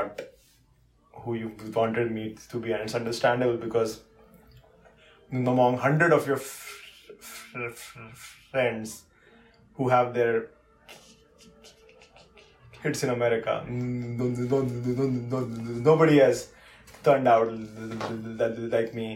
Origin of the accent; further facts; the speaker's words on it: India; now in United States; I'm not the standard Indian that they expected. In some ways, I'm more Indian than most Indians